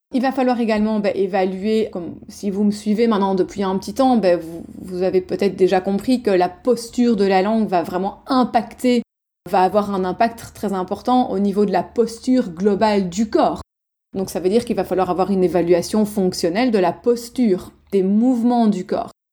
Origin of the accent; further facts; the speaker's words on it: Belgium; je suis belge, moi je dis euh, logopède